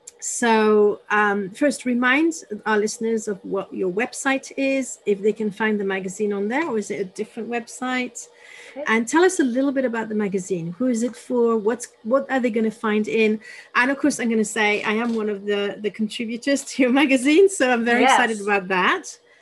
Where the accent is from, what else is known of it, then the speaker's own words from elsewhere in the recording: Paris, Île-de-France, France; I was brought up in Paris, which is the most disconnected place you can think. But my parents went every weekend to a house in the countryside.